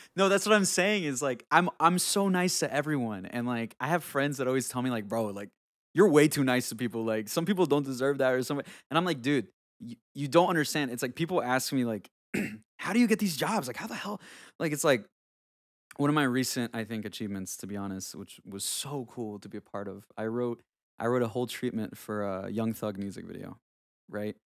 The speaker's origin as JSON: {"language": "English", "country": "Honduras", "tie": "born or raised there", "moved": "yes", "said": "I grew up in, I grew up in Honduras, so that's where I'm from, I was born in Honduras"}